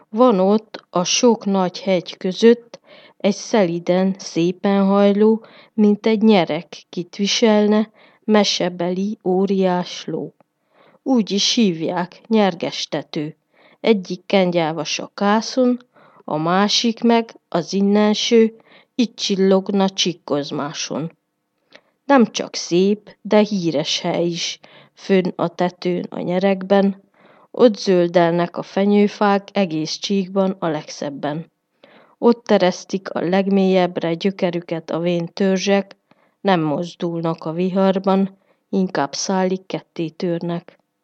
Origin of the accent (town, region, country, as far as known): Miercurea Ciuc, Harghita County, Romania; born or raised there